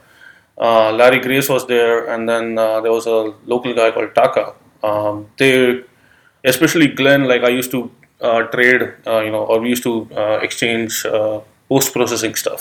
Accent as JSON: {"language": "English", "town": "Mumbai", "region": "Maharashtra", "country": "India", "tie": "born or raised there", "moved": "as an adult", "lives_now": "United States", "said": "originally I'm from India. I'm from Mumbai, which is on the west coast of India"}